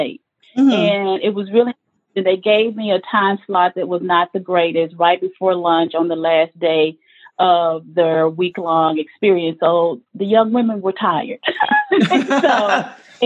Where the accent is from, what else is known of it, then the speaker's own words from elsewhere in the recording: Gurdon, Arkansas, United States; accent: Southern; I grew up in Arkansas, specifically a small town named Gurdon, G-U-R-D-O-N. I always spell it because, you know, with the Southern accent